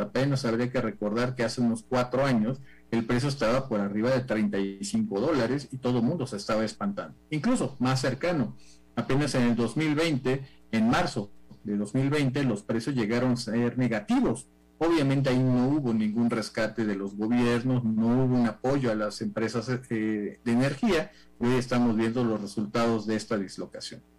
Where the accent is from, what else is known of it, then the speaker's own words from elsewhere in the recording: Mexico; en México, en mi país